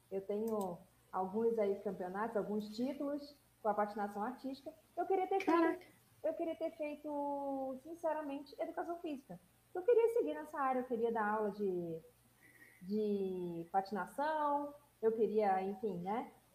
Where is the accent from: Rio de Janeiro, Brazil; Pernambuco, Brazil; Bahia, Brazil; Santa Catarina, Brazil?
Rio de Janeiro, Brazil; eu sou carioca